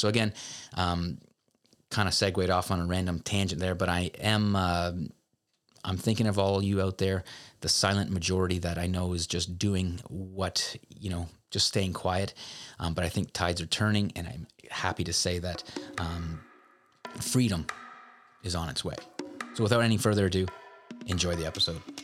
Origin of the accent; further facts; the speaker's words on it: Canada; I'm a Canadian